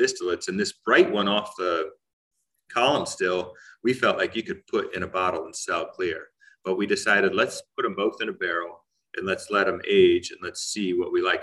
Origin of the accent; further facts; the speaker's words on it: Central Ohio, United States; I grew up here in Central Ohio, and we had 2.5 acres growing up